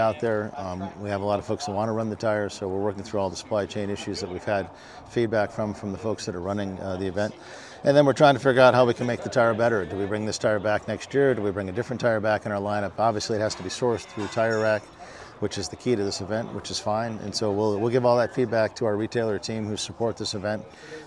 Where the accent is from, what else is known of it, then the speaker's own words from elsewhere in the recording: Ohio, United States; we grew up in a racing family. You know, we had late models and all sorts of stuff in the Midwest. I'm from Ohio originally